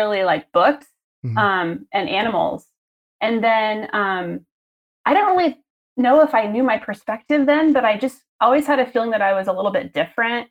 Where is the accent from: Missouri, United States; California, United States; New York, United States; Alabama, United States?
Missouri, United States; moved away as an adult; now in Portland, United States; that's where I grew up and that's where I was a kid